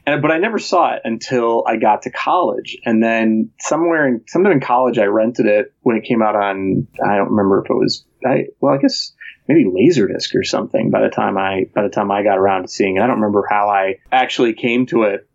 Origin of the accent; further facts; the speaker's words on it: Chicago, Illinois, United States; I grew up in Chicago